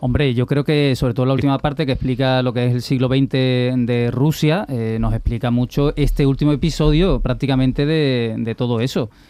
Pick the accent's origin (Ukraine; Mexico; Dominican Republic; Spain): Spain